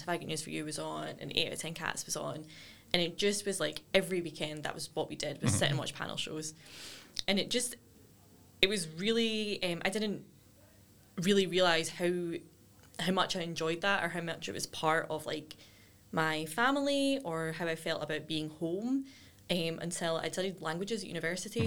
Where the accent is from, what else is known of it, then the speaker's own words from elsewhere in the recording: Cumbernauld, Scotland, United Kingdom; I grew up in Broadwoods, which is just outside